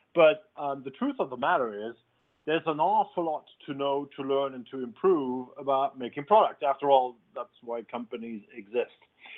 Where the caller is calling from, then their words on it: London, United Kingdom; I'm calling in from London.